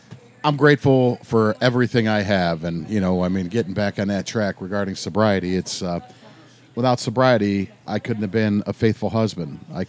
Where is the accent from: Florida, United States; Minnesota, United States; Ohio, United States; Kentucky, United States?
Ohio, United States; Fairview Park; Four blocks away.